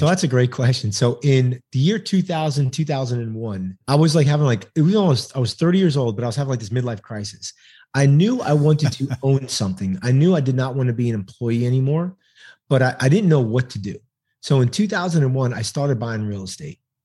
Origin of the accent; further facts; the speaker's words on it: New York City, New York, United States; now in Texas, United States; I'm originally from New York City, but I live in the great state of Texas now